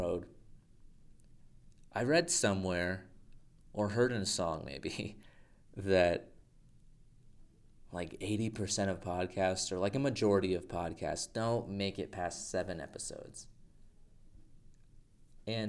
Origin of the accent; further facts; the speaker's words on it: Albuquerque, New Mexico, United States; now in Littleton, United States; I moved from Albuquerque, and now I live in Littleton.